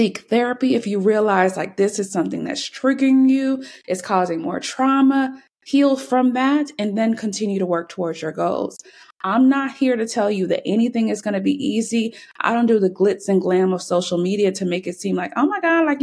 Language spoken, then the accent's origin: English; Jamaica; now in United States; I'm not even from here. That's a whole nother story. Yes, I was born in Jamaica